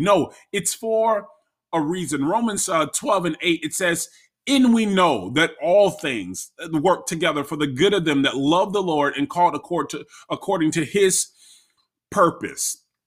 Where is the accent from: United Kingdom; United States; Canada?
United States; Florida; moved away as an adult; now in Maryland, United States; I am from Florida, born and raised in Florida.